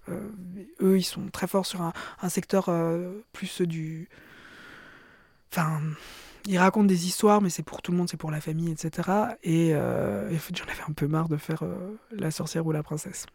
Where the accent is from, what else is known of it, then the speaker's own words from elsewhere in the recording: Belgium; je suis juive aussi euh, et je suis belge